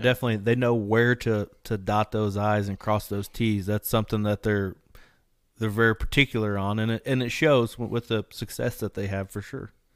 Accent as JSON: {"language": "English", "region": "Indiana", "country": "United States", "said": "We're both from Indiana"}